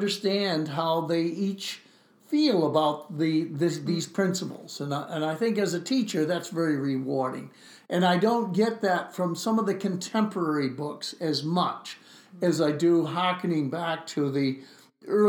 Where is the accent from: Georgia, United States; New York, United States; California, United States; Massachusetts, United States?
Massachusetts, United States; Gloucester; I'm from Gloucester